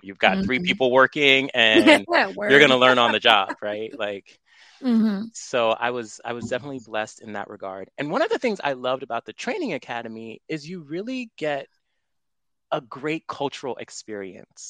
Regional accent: New York City, New York, United States; moved away; also born or lived in Baltimore / Fairfax County; I'm originally from Brooklyn, New York

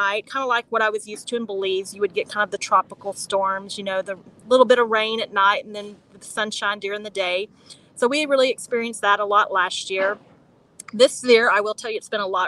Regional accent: Texas, United States; moved away as an adult; also born or lived in Nashville, Tennessee; now in Nicaragua; I grew up in Texas.

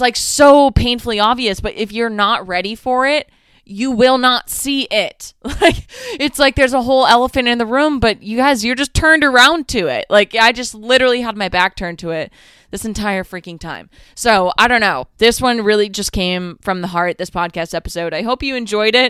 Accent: Northeast, United States; I'm from the Northeast.

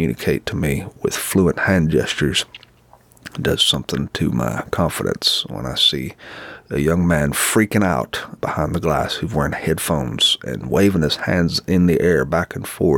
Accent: the South, United States; being a Southerner

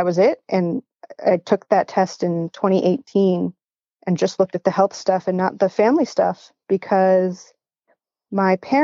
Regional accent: outside Philadelphia, Pennsylvania, United States; now in Northern Michigan, United States; I currently live in Northern Michigan, but I grew up outside Philadelphia

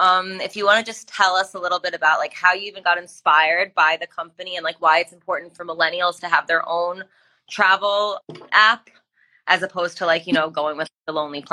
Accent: New York, United States; growing up in New York, everybody around me was from a different culture.

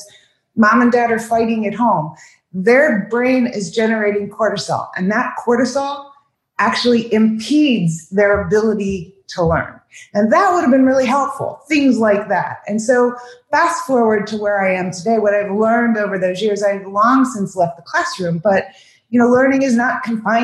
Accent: Ohio, United States; now in Southwest Florida, United States; I grew up in Ohio

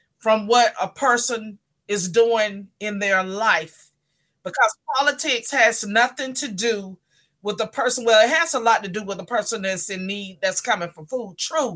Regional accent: North Carolina, United States; moved away as an adult; now in Miami, United States; originally I am from North Carolina. Born and raised. I moved to Miami probably like maybe 30 years ago

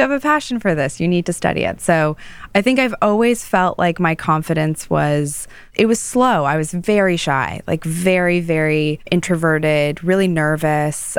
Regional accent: Toronto, Ontario, Canada; moved away as an adult; now in New York, United States; I grew up in Toronto

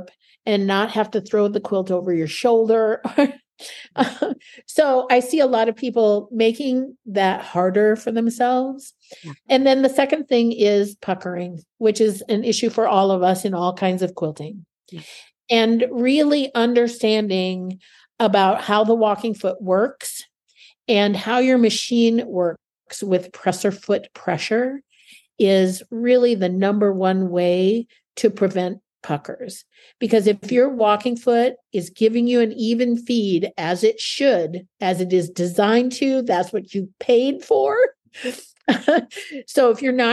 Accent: Canada; also born or lived in Oskaloosa, Kansas / Chicago; now in United States; Being Canadian

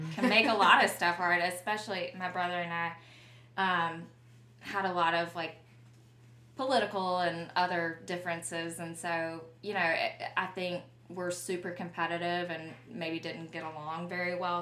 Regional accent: Luverne, Alabama, United States; moved away; I grew up in Luverne, Alabama, and that is a small town 50 miles south of Montgomery

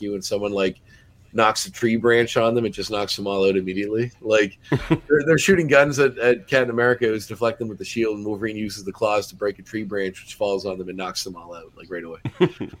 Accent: Antigonish, Nova Scotia, Canada; moved away; I grew up in Antigonish

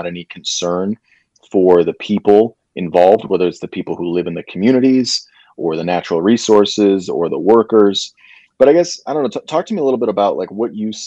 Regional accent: Michigan, United States; moved away; I'm originally from Michigan

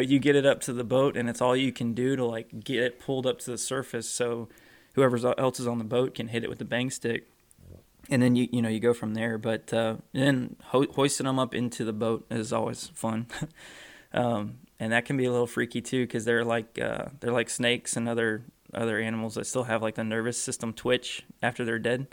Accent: Florida, United States; growing up in Florida

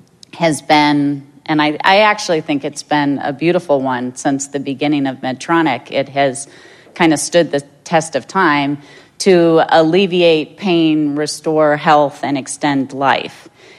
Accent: Minnesota, United States; since I'm from Minnesota and I'm proud of our state

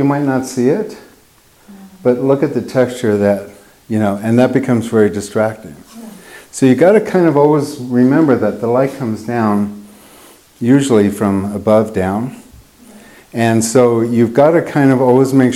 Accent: United States; moved away; I grew up in Lake Tahoe

